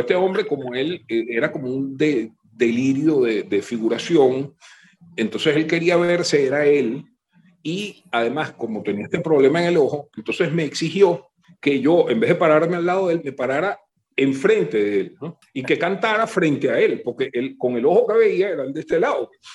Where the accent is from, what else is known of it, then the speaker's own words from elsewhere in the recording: Venezuela; also born or lived in New Haven, United States; yo soy venezolano, Yo, yo soy de aquí, yo pertenezco a esto.